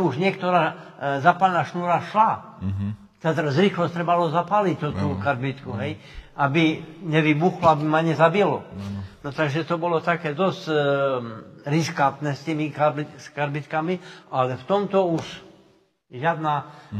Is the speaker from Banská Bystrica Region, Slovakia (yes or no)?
no; Slovinky, Košice Region, Slovakia; narodil som sa v Slovinkách, celý život eh, žijem v Slovinkách